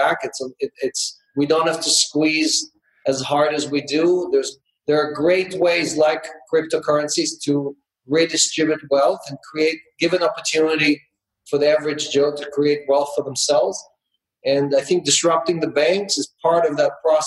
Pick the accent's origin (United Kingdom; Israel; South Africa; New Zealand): Israel; moved away as an adult; also born or lived in Ukraine; now in United States; I was born into communism in the Ukraine back in the 60s. I grew up in Israel and socialism and spent the last 30 years in capitalism in the United States